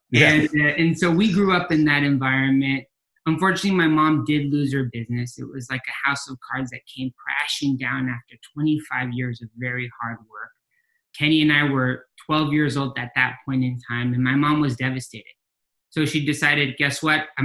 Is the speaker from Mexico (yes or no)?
yes; Mexico; moved away as an adult; now in United States; we grew up in Mexico from 12 to 20 years old, something that I think does reflect in the cultural and nuance of how Camino Financial does work today with our members. Uh, we came back to the US in re pursuit of that American dream.